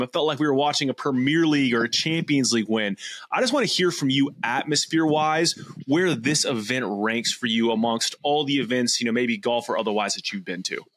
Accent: United States; as an American

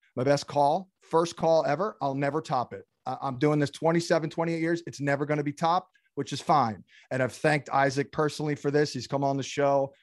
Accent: United States; also born or lived in Brooklyn, New York; growing up in, in New York, New Jersey

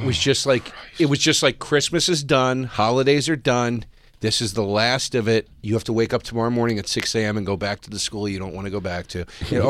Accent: Philadelphia, Pennsylvania, United States; because of being from Philly.

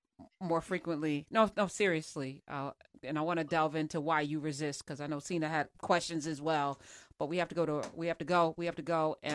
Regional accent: United States; yes, I'm American, but I'm Black first.

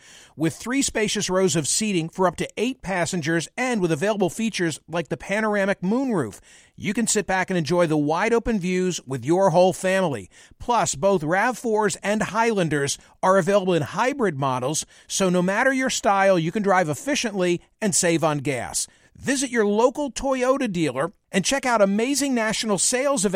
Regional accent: Pennsylvania, United States; my home state of Pennsylvania

